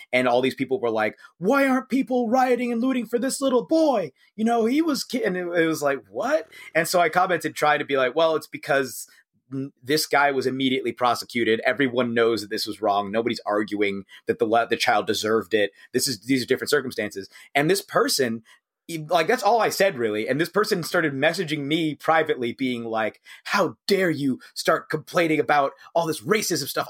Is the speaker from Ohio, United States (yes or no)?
yes; Cincinnati, Ohio, United States; I'm from Cincinnati